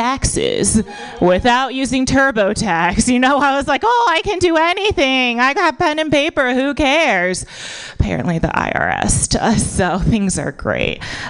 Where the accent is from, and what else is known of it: United States; born or raised there